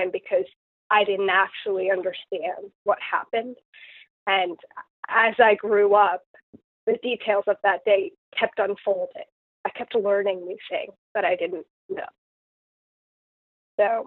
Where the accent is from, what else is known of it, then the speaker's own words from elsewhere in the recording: Long Island, Suffolk County, New York, United States; moved away as an adult; now in Chesapeake, United States; I grew up on Long Island, which is outside the city, and in Suffolk County